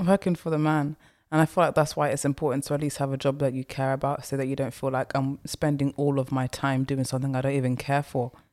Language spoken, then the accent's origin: English; London, United Kingdom; also born or lived in Essex; I grew up in the East End slash Essex area, so I'm used to those accents